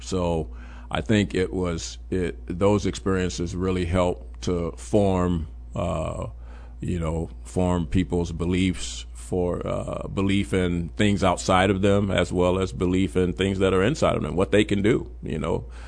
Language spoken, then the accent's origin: English; Chicago, Illinois, United States; also born or lived in Memphis; I gr-, really grew up on the west side of Chicago.